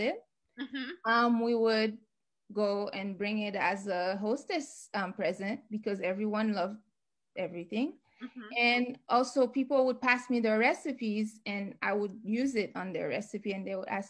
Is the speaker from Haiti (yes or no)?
yes; Haiti; moved away as an adult; now in Washington, D.C., United States; growing up in Haiti